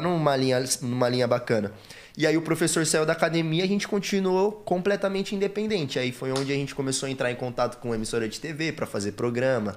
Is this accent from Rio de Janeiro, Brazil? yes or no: no; Suzano, São Paulo, Brazil; a gente foi nascido e criado lá em Suzano.